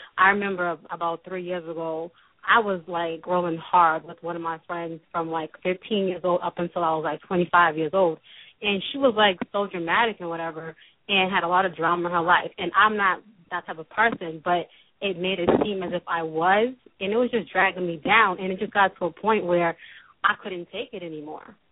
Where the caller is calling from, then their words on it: Boston, Massachusetts, United States; I'm calling from Boston